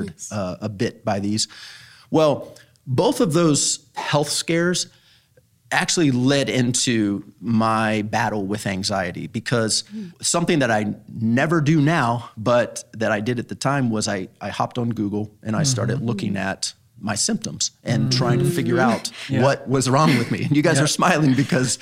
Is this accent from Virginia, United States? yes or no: yes; Northern Virginia, United States; moved away as an adult; also born or lived in Mexico / Spain / Morocco / Tunisia; now in Oklahoma, United States; I grew up in Northern Virginia in the DC area